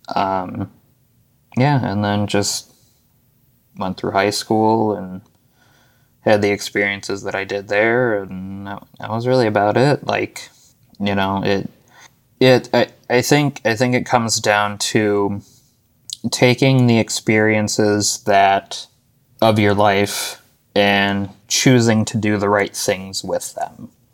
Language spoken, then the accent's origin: English; Arizona, United States; moved away; also born or lived in Buffalo, New York / Williamsville, New York; I was born in Buffalo, New York. Um, I lived in Williamsville, and I went to elementary school in Buffalo till about the middle of third grade, I want to say, and then uh, you know my family and I moved to Arizona.